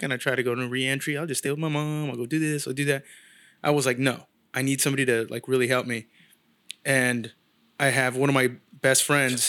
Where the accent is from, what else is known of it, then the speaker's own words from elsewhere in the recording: San Jose, California, United States; moved away as an adult; now in Los Angeles, United States; I'm from San Jose